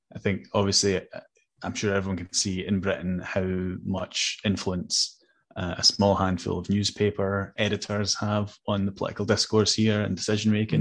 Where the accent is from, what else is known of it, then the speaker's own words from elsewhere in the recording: Hamburg, Germany; now in Scotland; I was born in Germany, so I, I'm also an adopted Scot in a way